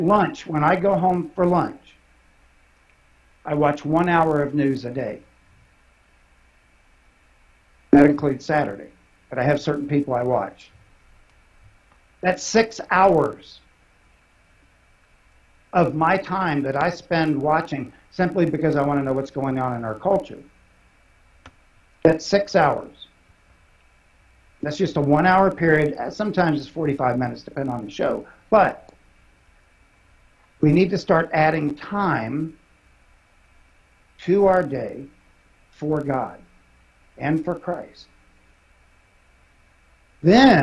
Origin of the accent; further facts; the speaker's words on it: Ohio, United States; also born or lived in West Virginia; My family's from West Virginia. I am not. I was born in Ohio